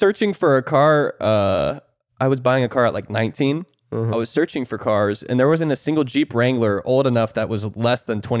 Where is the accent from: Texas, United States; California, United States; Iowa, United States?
Iowa, United States; I'm from Iowa, bro.